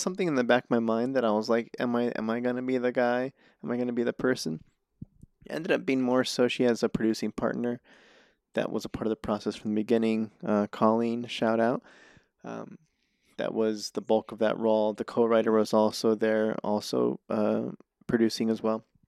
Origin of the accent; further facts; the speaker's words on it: Reno, Nevada, United States; now in Los Angeles, United States; I'm from Reno